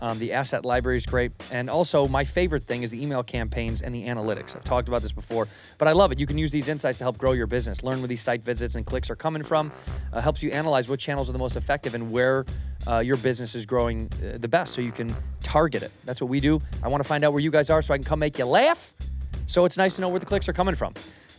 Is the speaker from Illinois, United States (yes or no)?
yes; Chicago, Illinois, United States; moved away; That's my hometown flag.